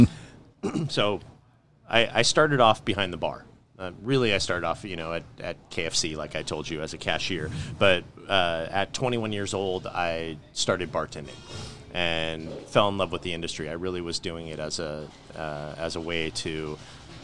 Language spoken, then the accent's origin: English; Whittier, California, United States; also born or lived in Montebello, California; now in Fountain Valley, United States; I was born in Montebello, raised in Whittier, and live down in Orange County now